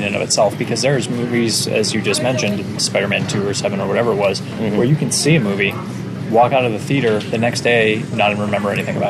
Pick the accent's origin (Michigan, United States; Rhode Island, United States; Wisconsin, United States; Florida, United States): Florida, United States; Miami; I grew up in Miami